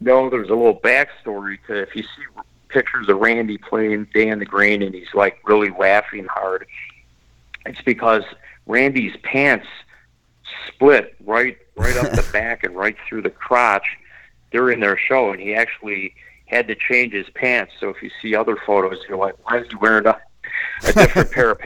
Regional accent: Midwest, United States; I grew up in the Midwest

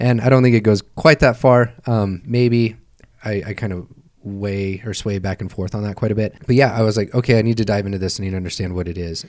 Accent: Tonopah, Nevada, United States; I am from Tonopah, Nevada

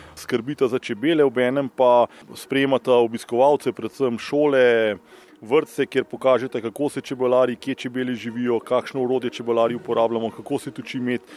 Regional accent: Slovenia; taka kot smo Slovenci

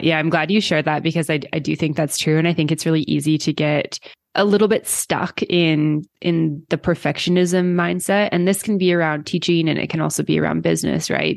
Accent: Canada; moved away; I've been outside of Canada for so long and I do go back, like, every year

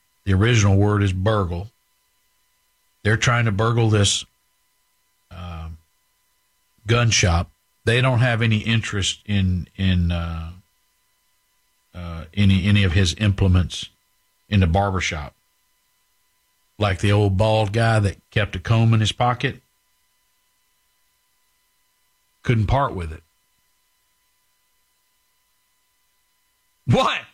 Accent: Highlands, Texas, United States; My brothers and I grew up in Highlands

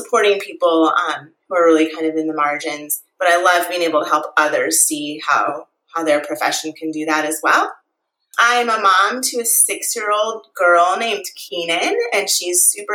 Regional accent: St. Louis, Missouri, United States; moved away as an adult; now in Arizona, United States; I grew up in St. Louis, Missouri

